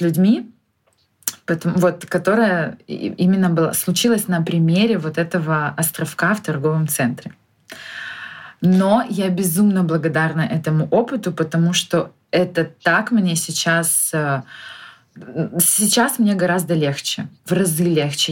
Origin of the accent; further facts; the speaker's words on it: Khabarovsk, Khabarovsk Krai, Russia; я из Хабаровска